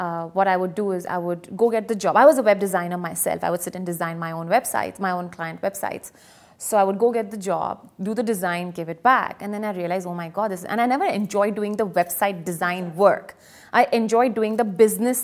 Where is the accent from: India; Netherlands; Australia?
India; now in United Arab Emirates; I'm also from India